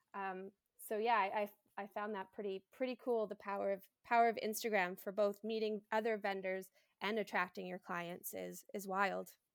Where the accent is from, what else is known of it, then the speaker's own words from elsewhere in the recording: Canada; I am a Canadian bridal hairstylist